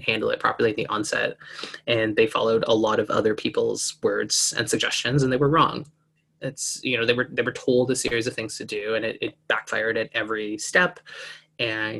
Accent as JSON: {"language": "English", "country": "Canada", "said": "I'm here from Canada"}